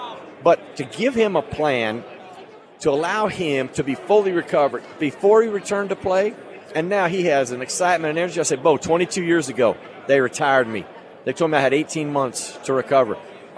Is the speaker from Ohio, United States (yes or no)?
no; Idaho, United States; moved away; I'm from Idaho